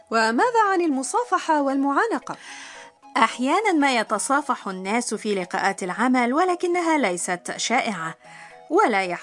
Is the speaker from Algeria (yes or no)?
no; Jordan; أنا من الأردن لذا أقول يوردان كيماستا